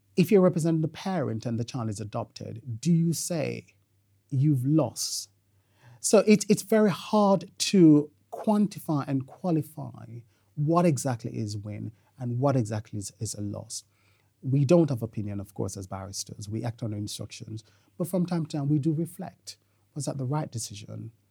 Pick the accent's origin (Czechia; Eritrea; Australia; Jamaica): Jamaica; moved away; I'm Jamaican by birth